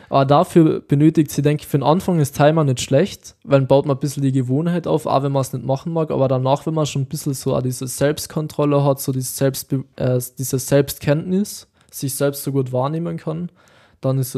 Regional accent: Austria; bei uns in Österreich?

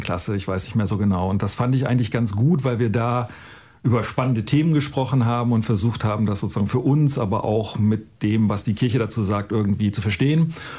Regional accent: North Germany, Germany; born or raised there

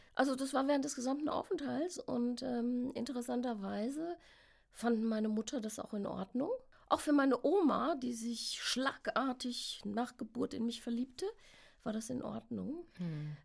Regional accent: Westerwald, Rhineland-Palatinate, Germany; Ich bin in Deutschland geboren, auch im Westerwald geboren.

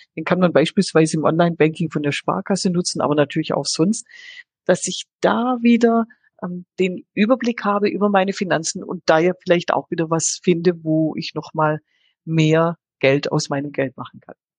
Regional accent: Swabia, Germany; bin ja Schwäbin

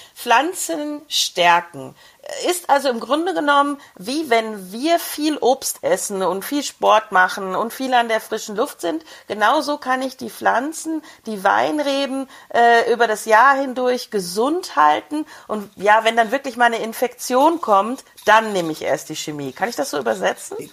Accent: Brixental, Tyrol, Austria; bei uns in Brixental

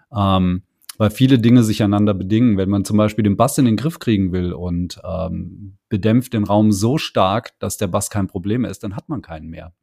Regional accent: Hesse, Germany; bei uns in Hessen

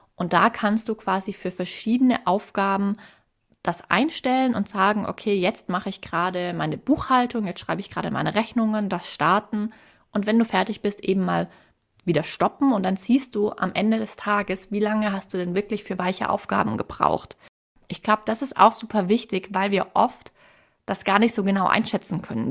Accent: Swabia, Germany; Als Schwäbin

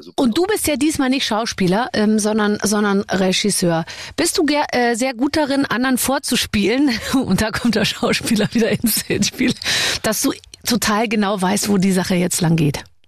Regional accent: Munich, Bavaria, Germany; ich komme ja aus München

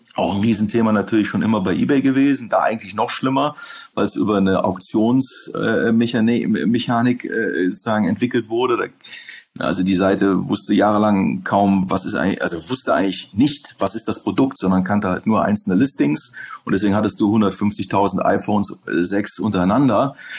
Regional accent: Hamburg, Germany; moved away as an adult; also born or lived in Netherlands / England / Berlin; zurück nach Hamburg in meiner Heimatstadt

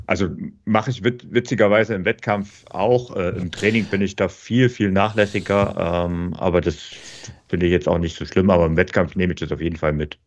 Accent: Bavaria, Germany; bei uns in Bayern

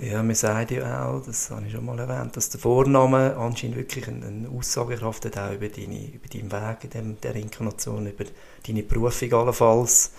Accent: Switzerland; das Privileg, das ich dürfen gross werden, äh, bei uns in Einbach in einem Talkessel mit direkten See vor dem Haus, mit den Bergen

